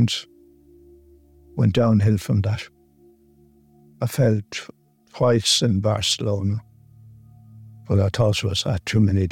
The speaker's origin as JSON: {"language": "English", "area": "Mayo", "region": "Connacht", "country": "Ireland", "moved": "yes", "lives_now": "North County Dublin, Ireland", "said": "I'm originally from Mayo, and I live in North County Dublin."}